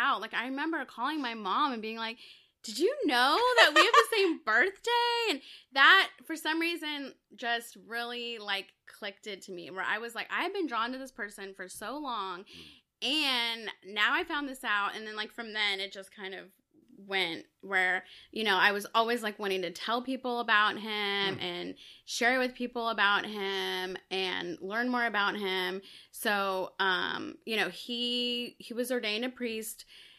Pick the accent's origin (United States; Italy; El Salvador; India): El Salvador; So I was born in El Salvador, so I'm Salvadoran.